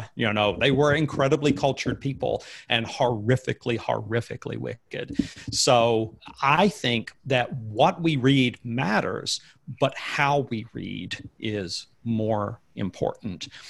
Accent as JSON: {"language": "English", "region": "Alabama", "country": "United States", "tie": "born or raised there", "said": "growing up in Alabama"}